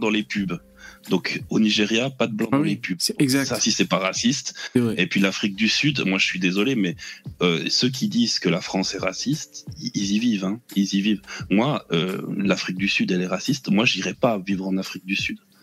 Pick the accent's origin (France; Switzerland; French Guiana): Switzerland; je suis suisse